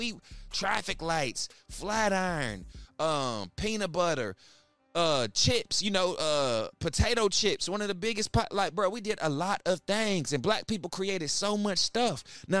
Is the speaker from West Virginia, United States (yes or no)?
yes; Charleston, West Virginia, United States; I remember I grew up in Charleston, West Virginia, man.